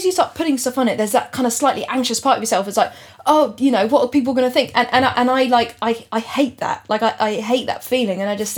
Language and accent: English; Gloucester, South West England, United Kingdom; moved away as an adult; now in London, United Kingdom; Originally, I was born in North London, and but then moved to Gloucester when I was like two or three or something, and then came back